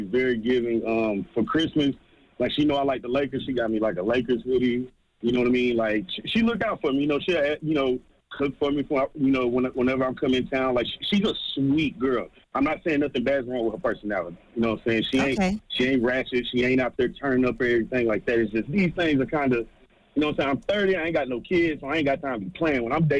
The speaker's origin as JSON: {"language": "English", "town": "Jacksonville", "region": "Florida", "country": "United States", "said": "I'm from Duval. I done dealt with the most ratchet females ever."}